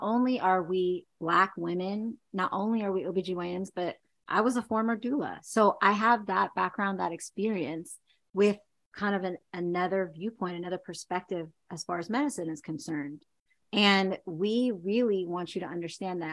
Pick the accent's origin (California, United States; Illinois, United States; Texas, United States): California, United States; Chino; also born or lived in Seattle, Washington; I grew up in Chino, California.